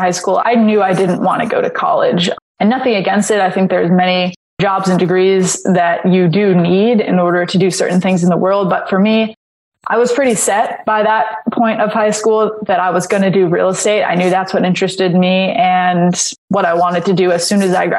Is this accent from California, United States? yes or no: yes; Los Angeles, California, United States; We grew up in Los Angeles